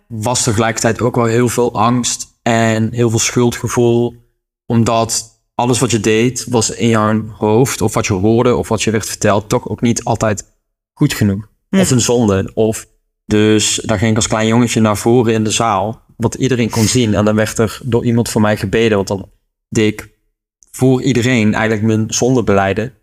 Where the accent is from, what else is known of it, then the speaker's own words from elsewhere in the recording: Buchten, Limburg, Netherlands; ik kom uit de buurt van Sittard, mhm. maar ik kom oorspronkelijk uit een dorpje genaamd Buchten